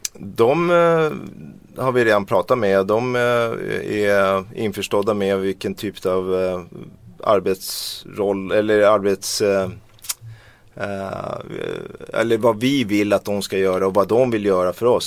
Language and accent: Swedish; Sweden; vi svenskar